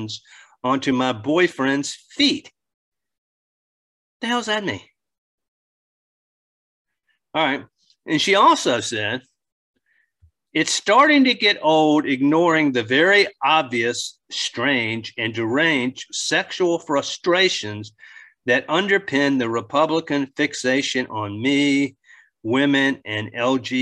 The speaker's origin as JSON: {"language": "English", "area": "Northern Neck", "region": "Virginia", "country": "United States", "tie": "born or raised there", "moved": "yes", "lives_now": "Richmond, United States", "said": "where I grew up in the Northern Neck, it snowed a lot. A lot more than it does in Richmond"}